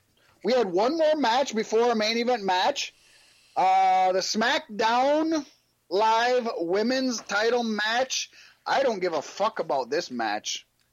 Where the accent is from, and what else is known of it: Virginia Beach, Virginia, United States